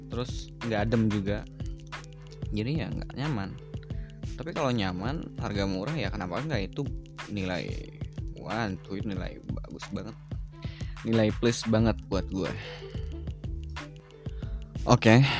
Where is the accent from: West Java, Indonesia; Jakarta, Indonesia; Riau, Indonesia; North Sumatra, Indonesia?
West Java, Indonesia; jujur aku tuh orang Sunda ya aing teh orang Sunda